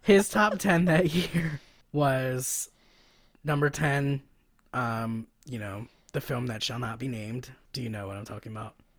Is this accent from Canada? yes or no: no; Philadelphia, Pennsylvania, United States; I'm from Philly. We don't go to New York